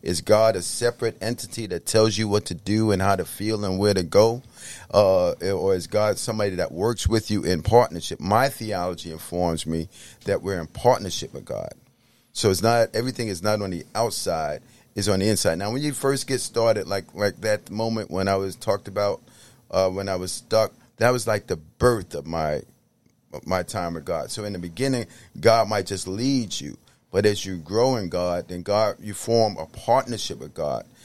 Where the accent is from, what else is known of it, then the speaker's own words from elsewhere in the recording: New York City, New York, United States; I grew up, uh, in the Bronx